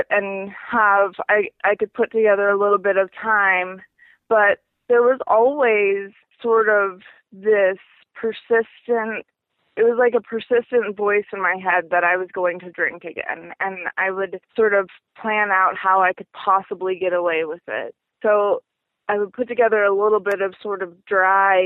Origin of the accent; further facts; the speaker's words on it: Seattle, Washington, United States; also born or lived in Montana; I was born in Montana, but I grew up in Seattle, Washington, and I spent most of my life there